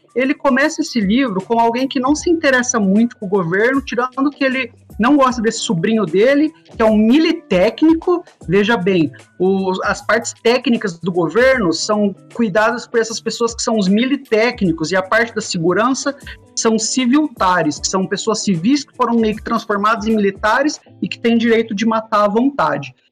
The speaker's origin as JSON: {"language": "Portuguese", "country": "Brazil", "said": "a gente, como brasileiro"}